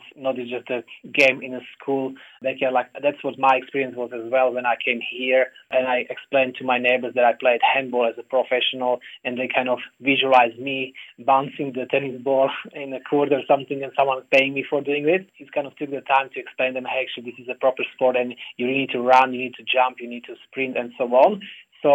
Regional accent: Slovakia; now in Australia; I'm originally from Slovakia

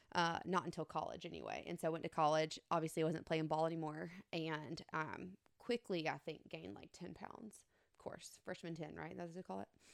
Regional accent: Elba, Alabama, United States; I'm from Elba, small, small town

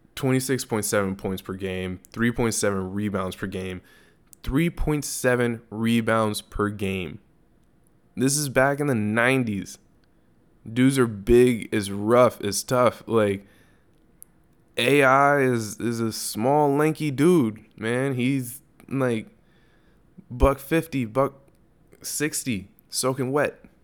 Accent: Los Angeles, California, United States; my hometown

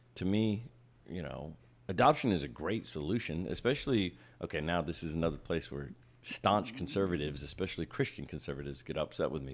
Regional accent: Ohio, United States; I grew up in Ohio

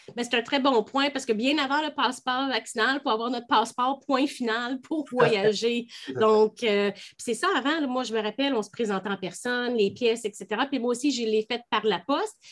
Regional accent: Canada; en tant que Canadien

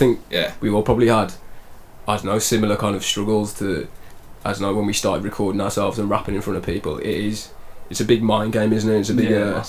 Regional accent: the Midlands, England, United Kingdom; I'm from the Midlands, which is a very different area.

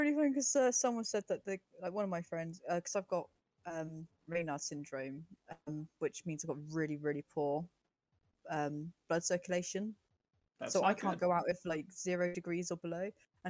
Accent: United Kingdom; I'm British

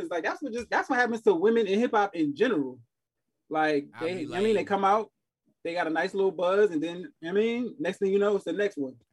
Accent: New York City, New York, United States; she from Queens, so I'm from Queens.

